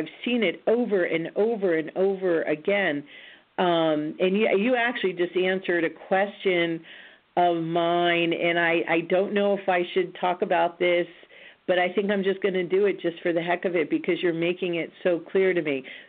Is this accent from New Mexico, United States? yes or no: yes; Roswell, New Mexico, United States; born there; You may or may not recall that I was born in Roswell, New Mexico, on an Air Force base.